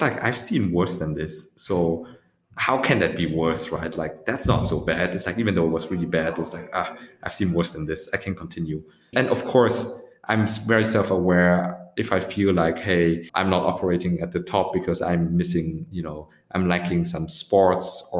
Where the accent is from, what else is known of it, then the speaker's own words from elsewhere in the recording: Vietnam; moved away; now opening up an office also in Ho Chi Minh City in my home country.